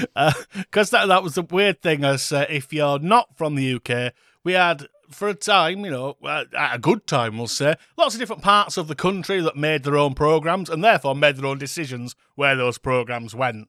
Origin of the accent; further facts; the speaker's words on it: United Kingdom; we are British. Can you hear from our voices?